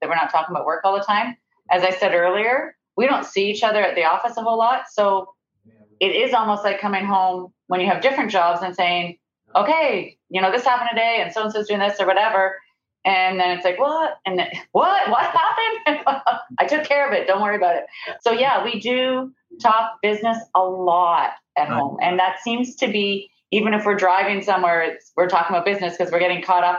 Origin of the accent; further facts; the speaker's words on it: Ireland; I'm Irish